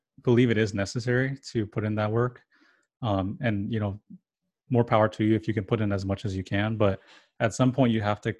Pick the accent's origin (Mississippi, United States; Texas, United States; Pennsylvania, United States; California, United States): California, United States; first language English; I was born in California, so I only know English and a little bit of Spanish